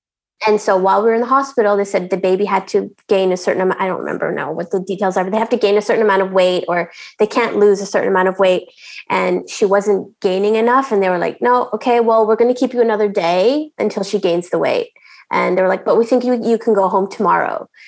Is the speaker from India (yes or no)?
yes; India; I don't know if you can tell by my name, but I'm Indian.